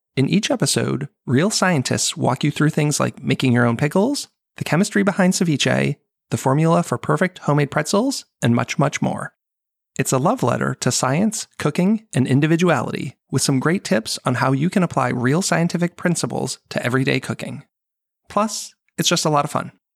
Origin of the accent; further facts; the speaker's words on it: United States; growing up kind of in America